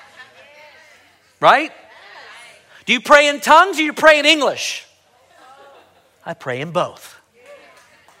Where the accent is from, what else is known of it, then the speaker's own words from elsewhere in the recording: United States; I'm a Christian before I'm an American